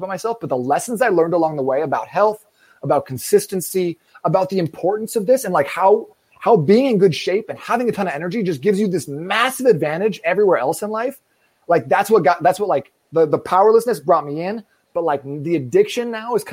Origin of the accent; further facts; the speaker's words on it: Phoenix, Arizona, United States; also born or lived in Seattle, Washington; I'm from Phoenix, Arizona, born and raised out here